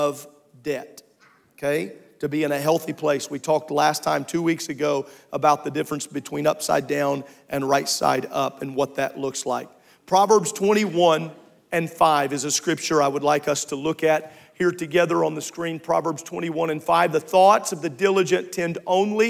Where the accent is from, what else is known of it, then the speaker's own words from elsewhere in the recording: United States; as an American